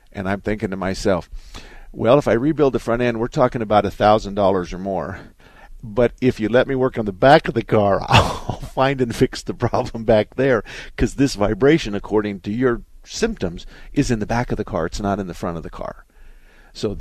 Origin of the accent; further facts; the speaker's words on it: Southern Arizona, United States; I was born and raised in Southern Arizona.